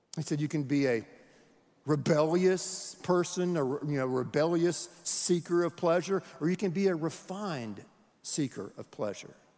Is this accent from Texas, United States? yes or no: yes; Houston, Texas, United States; we're from Houston